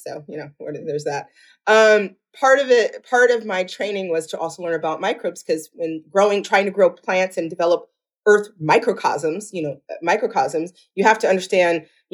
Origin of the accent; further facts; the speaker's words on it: Rockford, Illinois, United States; I'm a Midwestern kid. I grew up in a town called Rockford, Illinois, which is just west of Chicago, about 90 miles